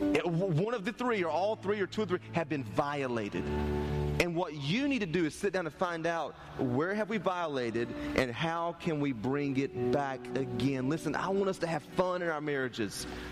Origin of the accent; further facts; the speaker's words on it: Turkey, North Carolina, United States; I grew up in Turkey, North Carolina